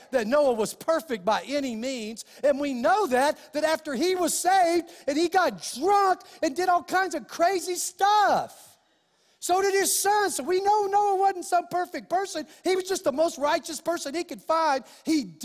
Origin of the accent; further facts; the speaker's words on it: Clovis, United States; The church I went to in Clovis